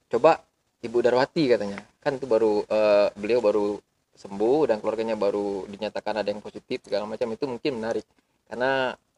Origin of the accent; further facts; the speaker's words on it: Garut, West Java, Indonesia; -mm, di, Ga iya, ah, di Garut Garut, Garut.